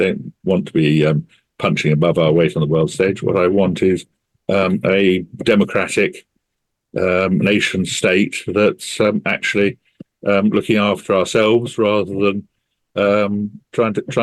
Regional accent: England, United Kingdom; as an English nationalist.

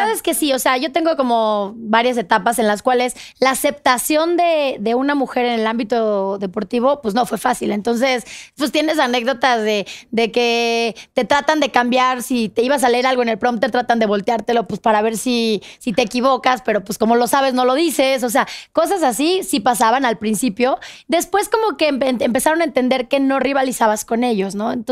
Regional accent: Mexico; ya habías dicho que sí, vengo de México

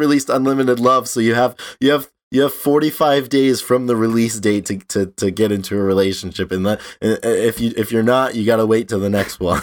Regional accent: North Providence, Rhode Island, United States; in North Providence, my hometown

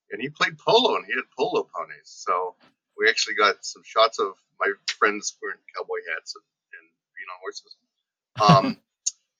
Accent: Liberty Township, Ohio, United States; also born or lived in Youngstown, Ohio; I'm from Liberty Township, Ohio, which is semi-rural

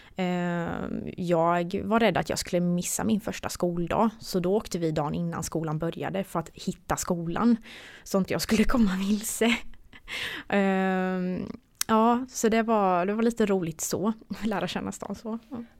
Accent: Gislaved, Jönköping County, Sweden; moved away as an adult; also born or lived in Gothenburg; jag kommer från Gislaved och bodde hos mina föräldrar

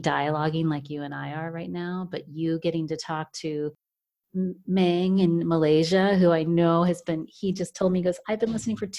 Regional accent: United States; now in Germany; I'm a woman from the United States now living in Germany

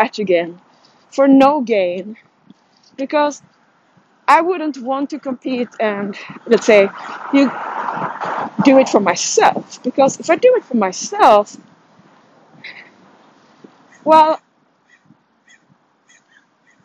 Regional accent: Sweden; moved away as an adult; now in United States

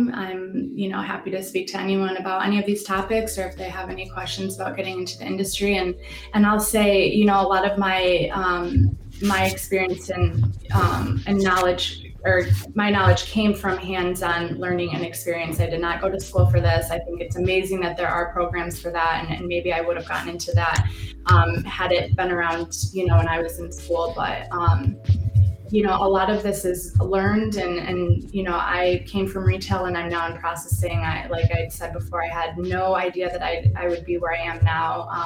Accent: Lansing, Michigan, United States; I am actually born and raised in Lansing

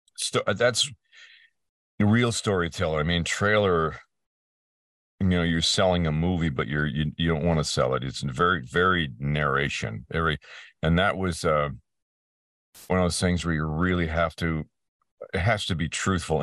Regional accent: Peterborough, Ontario, Canada; my hometown in Canada, uh, place called Peterborough, uh, in Ontario

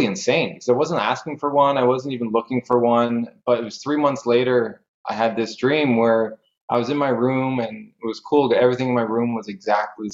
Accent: Canada; I'm from Canada

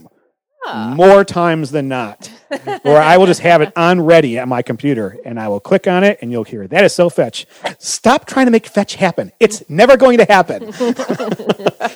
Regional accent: Bloomfield Hills, Michigan, United States; Growing up in, Bloomfield Hills, Michigan, it's different

